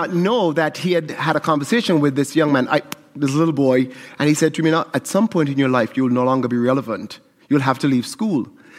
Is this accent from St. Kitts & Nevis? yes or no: yes; St. Kitts & Nevis; moved away; I'm from St. Kitts in the Caribbean, and calypso is a huge part of Caribbean culture.